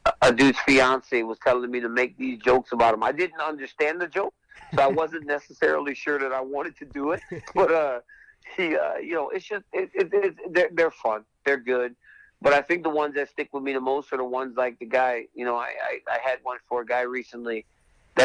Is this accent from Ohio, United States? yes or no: no; Lafayette, Louisiana, United States; moved away as an adult; a guy from my hometown of Lafayette, Louisiana